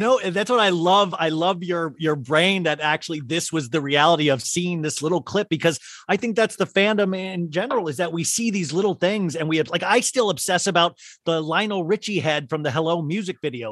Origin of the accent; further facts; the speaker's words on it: Olathe, Kansas, United States; I grew up in Olathe, Kansas